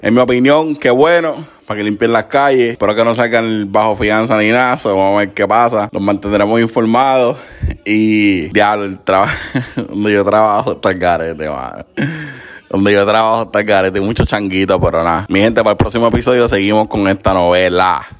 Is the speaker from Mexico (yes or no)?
no; Carolina, Puerto Rico; now in Hartford, United States; soy de Puerto Rico, de la área de Carolina